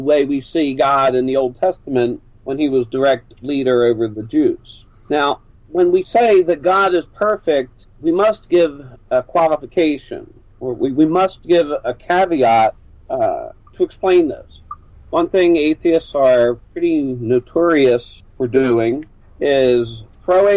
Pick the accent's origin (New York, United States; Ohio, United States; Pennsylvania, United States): Pennsylvania, United States; Philadelphia; also born or lived in near St. Louis; now in St. Louis area, United States; I'm originally from Philadelphia, Pennsylvania. I settled out here near St. Louis